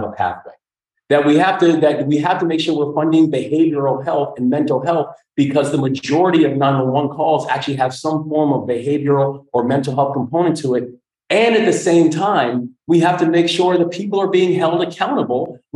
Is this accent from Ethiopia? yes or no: no; New York City, New York, United States; also born or lived in Baltimore, Maryland; now in Maryland, United States; born in Maryland, but my father died in front of me when I was 3 years old, and how my mother then moved us up to the Bronx to go live with my grandparents.